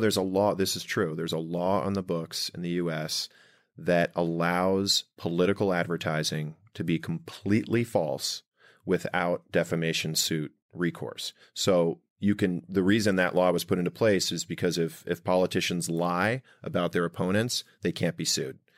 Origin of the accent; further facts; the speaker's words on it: Rumson, New Jersey, United States; we grew up in Rumson